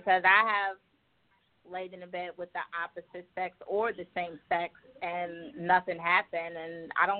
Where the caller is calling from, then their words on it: Buffalo, New York, United States; I'm calling from Buffalo, New York.